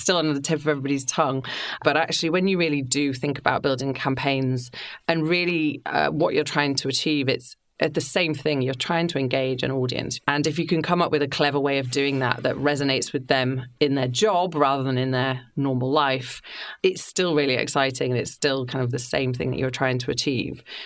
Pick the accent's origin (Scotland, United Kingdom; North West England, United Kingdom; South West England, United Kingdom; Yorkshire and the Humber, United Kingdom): Yorkshire and the Humber, United Kingdom; moved away as an adult; also born or lived in London; I grew up in Yorkshire. Growing up in a seaside town